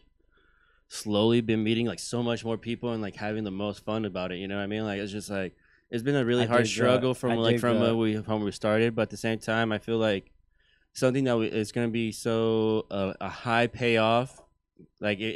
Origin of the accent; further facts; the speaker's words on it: California, United States; I'm not from the Queens. I'm from fucking California